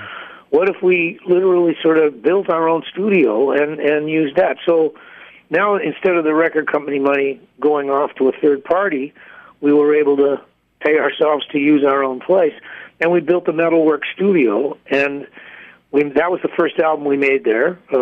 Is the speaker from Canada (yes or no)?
yes; Canada; I am a Canadian